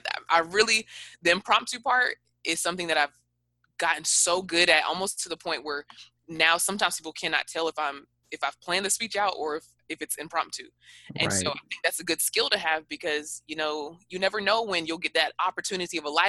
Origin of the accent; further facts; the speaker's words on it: the South, United States; because I'm from the South and I'm, you know, in that whole that whole era where we say like way too much